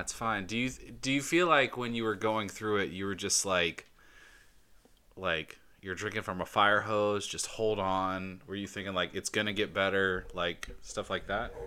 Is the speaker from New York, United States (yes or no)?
no; Georgia, United States; I'm from Georgia